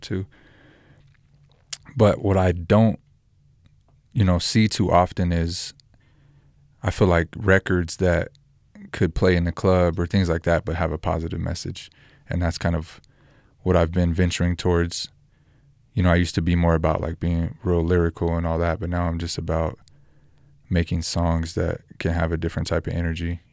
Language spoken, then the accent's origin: English; Roswell, New Mexico, United States; also born or lived in Albuquerque, New Mexico; I'm from New Mexico, born in Roswell, lived in Albuquerque the last 10 years.